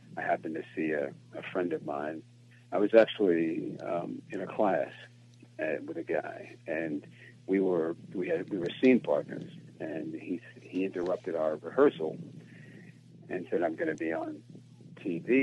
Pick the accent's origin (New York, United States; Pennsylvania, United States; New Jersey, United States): New Jersey, United States; growing up in New Jersey